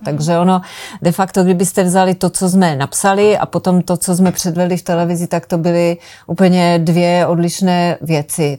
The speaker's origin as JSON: {"language": "Czech", "region": "Moravia", "country": "Czechia", "tie": "born or raised there", "said": "jsem se narodila na Moravě"}